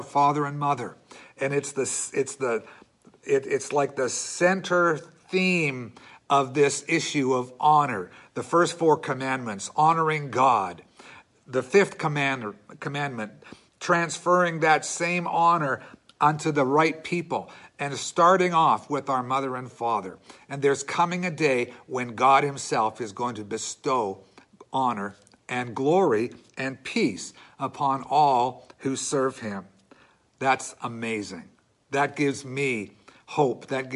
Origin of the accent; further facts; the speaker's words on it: Canada; as Canadian Christians